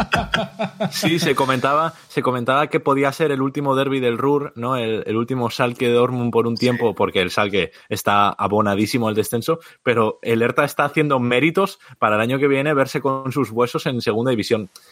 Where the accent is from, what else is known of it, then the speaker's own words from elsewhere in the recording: Vigo, Galicia, Spain; yo soy de Vigo